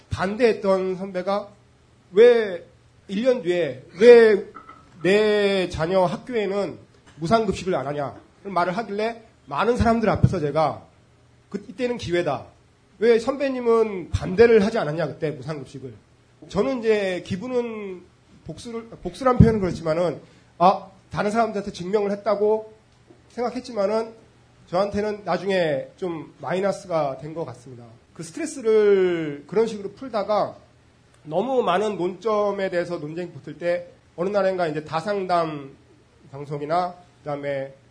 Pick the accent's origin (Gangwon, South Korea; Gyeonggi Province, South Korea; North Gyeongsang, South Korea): Gyeonggi Province, South Korea; Gwacheon; 경기도 과천에서 왔고요. 40대 초반이고